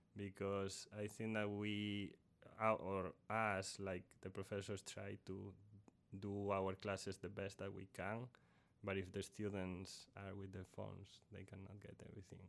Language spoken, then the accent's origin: English; A Coruña, Galicia, Spain; moved away as an adult; also born or lived in Purdue University, Indiana, United States; now in Texas, United States; I went to college in, in my home country, in Spain, in, in a city called La Coruña